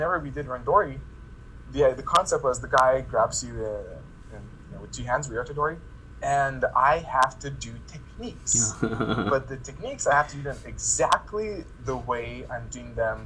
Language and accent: English; Lithuania; I come back to my home country, Lithuania